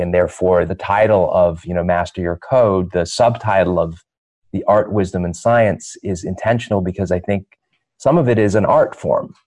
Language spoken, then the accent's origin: English; London, United Kingdom; I was born in London, England.